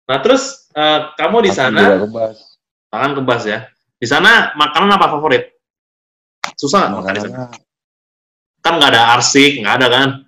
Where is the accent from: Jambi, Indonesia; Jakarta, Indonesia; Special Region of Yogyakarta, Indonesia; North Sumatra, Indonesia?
North Sumatra, Indonesia; Medan; kalau bahasa bahasa sebagai anak Medan nih Bahasa sulit